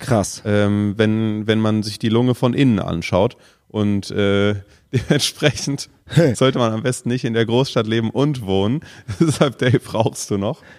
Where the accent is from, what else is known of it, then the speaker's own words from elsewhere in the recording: Germany; wir kommen aus Deutschland